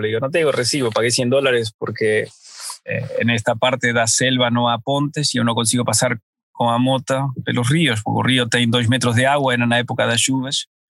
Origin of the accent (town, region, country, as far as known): Argentina; now in Portugal